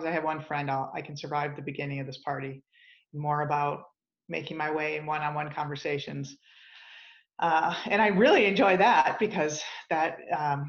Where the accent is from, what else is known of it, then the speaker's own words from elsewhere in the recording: Grosse Pointe, Michigan, United States; now in Denver, United States; I grew up in Michigan, in Southeast Michigan, just outside Detroit in Grosse Pointe